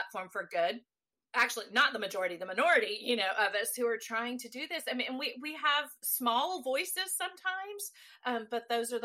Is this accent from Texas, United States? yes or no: yes; Texas, United States; I am a native Texan